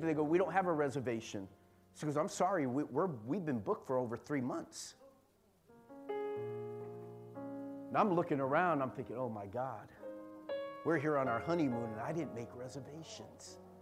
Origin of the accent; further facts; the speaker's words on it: San Jose, California, United States; we're from San Jose.